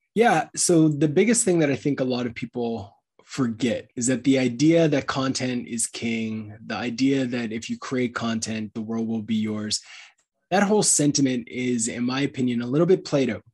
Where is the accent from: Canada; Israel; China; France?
Canada; as a Canadian